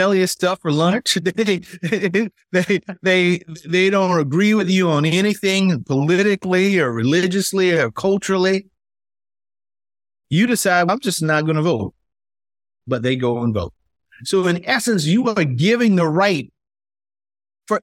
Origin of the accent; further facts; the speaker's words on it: South Carolina, United States; as an African-American growing up in South Carolina